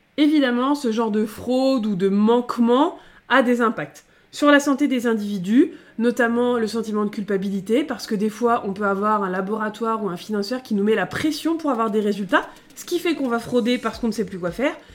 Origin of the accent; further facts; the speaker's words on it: France; on est des Français